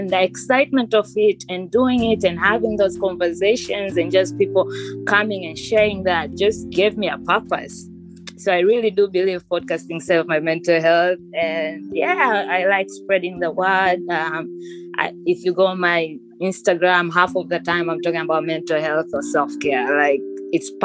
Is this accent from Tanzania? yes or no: yes; Tanzania; moved away; I'm technically from Tanzania